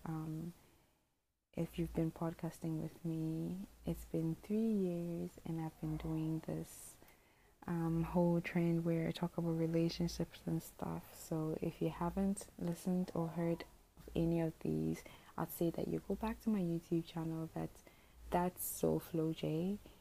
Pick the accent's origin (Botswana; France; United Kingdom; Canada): Botswana; also born or lived in Eastern Region, Ghana; I spent the whole of my life in Botswana, so I'm a Ghanaian